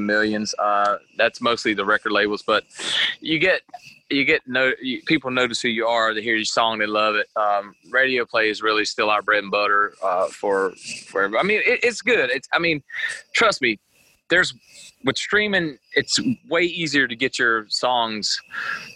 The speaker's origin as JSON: {"language": "English", "region": "Eastern North Carolina", "country": "United States", "tie": "born or raised there", "said": "We grew up in Eastern North Carolina, where East Carolina University is like our football team."}